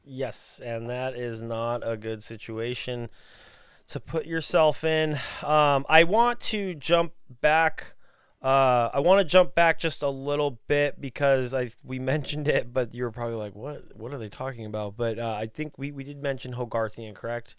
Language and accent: English; Texas, United States; we're from Texas